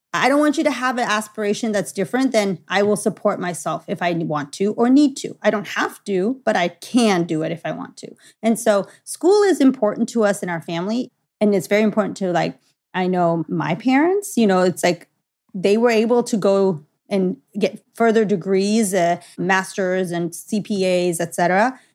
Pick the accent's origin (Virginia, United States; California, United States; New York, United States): California, United States; Los Angeles; I was born and raised in Los Angeles.